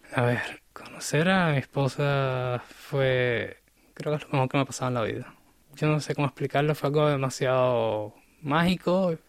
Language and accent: Spanish; Cuba; born or raised there; moved away as an adult; now in South Korea